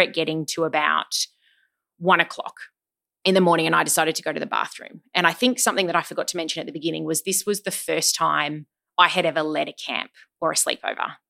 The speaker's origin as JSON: {"language": "English", "town": "Sydney", "region": "New South Wales", "country": "Australia", "tie": "born or raised there", "also_born_or_lived": "Melbourne", "said": "I was born in Sydney, but we actually moved to Melbourne for four years for my dad's work. And we moved back to Sydney in term four of year two."}